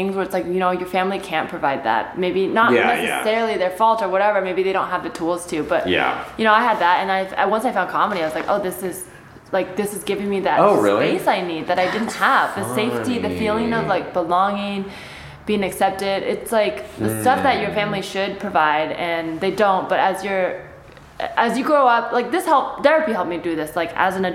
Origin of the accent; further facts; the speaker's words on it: the Bay Area, California, United States; first language Chinese; English is a second language; I grew up in the Bay where it was like kind of like such a mix